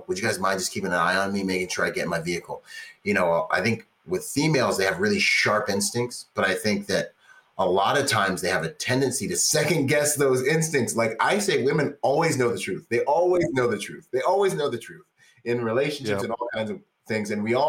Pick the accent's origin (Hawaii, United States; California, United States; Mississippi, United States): California, United States; I grew up in Orange County, California